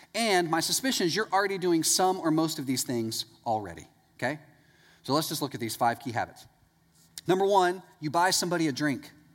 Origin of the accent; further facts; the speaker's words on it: East Texas, United States; I'm from East Texas